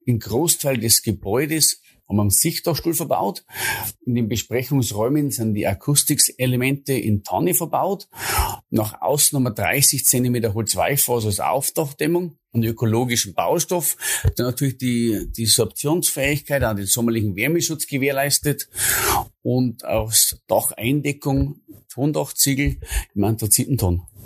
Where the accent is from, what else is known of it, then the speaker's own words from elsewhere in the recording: Bavarian Forest, Germany; bei uns im Bayerischen Wald